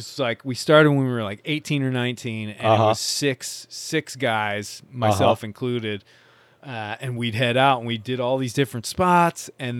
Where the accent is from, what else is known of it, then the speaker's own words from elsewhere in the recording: Michigan, United States; I grew up in Northern Michigan.